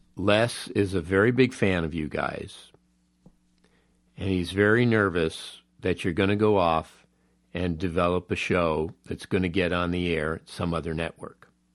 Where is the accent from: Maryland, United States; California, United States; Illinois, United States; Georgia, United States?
California, United States; Los Angeles; born and raised in Los Angeles, I have a real nostalgic love of this town.